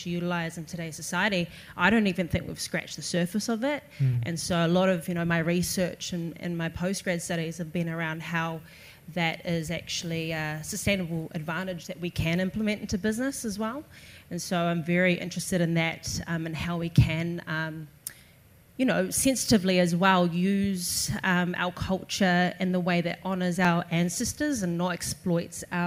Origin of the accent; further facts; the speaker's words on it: Australia; now in New Zealand; I grew up in Australia